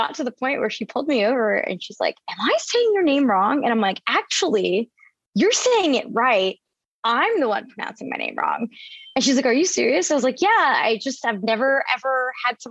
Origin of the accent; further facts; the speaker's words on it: Camden, New Jersey, United States; I grew up in the outskirts of Camden